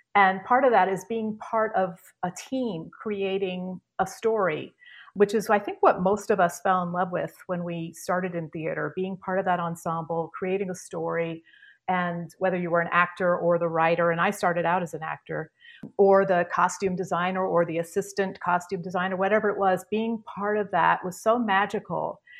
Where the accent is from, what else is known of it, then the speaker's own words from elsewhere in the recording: Charlottesville, Virginia, United States; moved away as an adult; also born or lived in New York; I grew up in Virginia, Charlottesville, Virginia